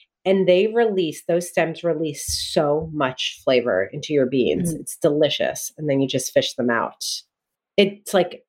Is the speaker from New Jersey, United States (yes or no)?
yes; New Jersey, United States; I grew up in Jersey.